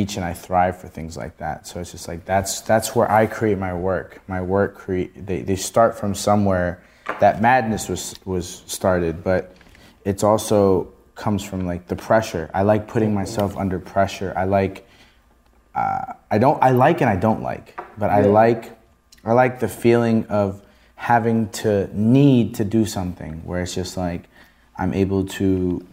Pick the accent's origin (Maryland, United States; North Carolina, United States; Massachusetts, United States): Maryland, United States; Rockville; I was born and raised in a DMV. I'm from Rockville, Maryland, Montgomery County.